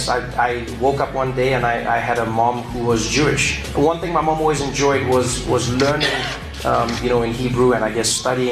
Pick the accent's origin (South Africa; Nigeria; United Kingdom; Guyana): South Africa; moved away; I speak to my feelings as a South African